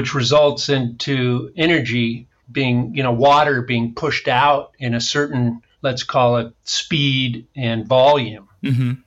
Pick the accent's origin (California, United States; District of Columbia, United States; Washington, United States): California, United States; San Diego; I grew up on the San Diego coast